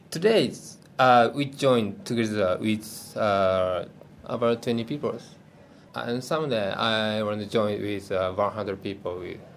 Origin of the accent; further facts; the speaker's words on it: Tokyo, Japan; English is a second language; come from Tokyo. I work as a teacher. I can speak Mandarin, a little bit English, a little bit Korean language, um, Arabic, and Espanol